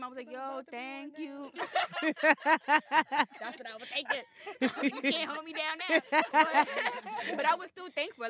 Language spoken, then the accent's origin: English; New York City, New York, United States; I'm from Brooklyn. It's 21st Street Flatbush. Like, I couldn't even date in my neighborhood.